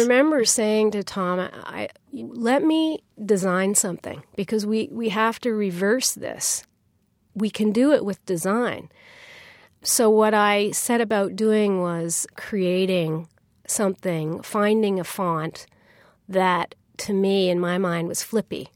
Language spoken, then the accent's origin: English; Canada; I'm, I'm Canadian